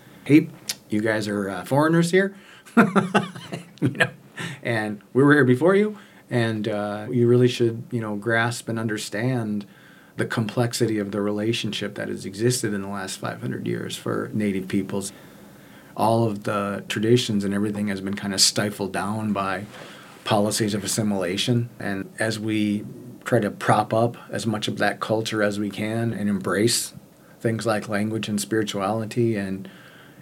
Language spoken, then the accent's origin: English; White Eagle, Oklahoma, United States; now in Minneapolis, United States; I'm from White Eagle, Oklahoma. I'm Ponca.